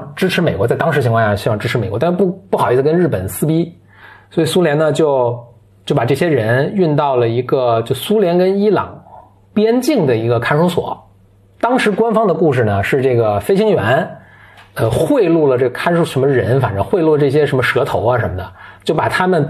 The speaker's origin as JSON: {"language": "Chinese", "country": "China", "said": "所以我们是中国人民"}